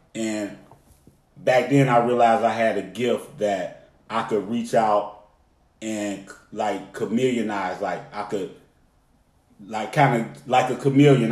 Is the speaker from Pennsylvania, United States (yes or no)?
no; Cleveland, Ohio, United States; now in Atlanta, United States; I rep ATL, but I'm from Cleveland. I rep Cleveland. That's where I'm from, born and raised.